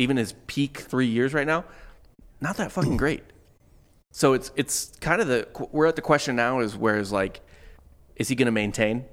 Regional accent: St. Louis, Missouri, United States; I grew up in St. Louis

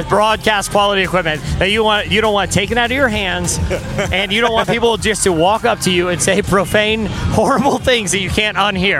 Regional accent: Orlando, Florida, United States; Florida. Yeah, Orlando.

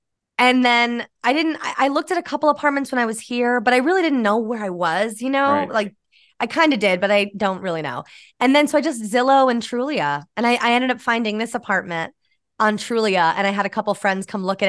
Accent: New York, United States; moved away as an adult; now in New York City, United States; Yeah, I'm from New York. Yeah. Born and raised upstate New York near Albany. And then, I moved down to the city, you know, to be an actor and do all that.

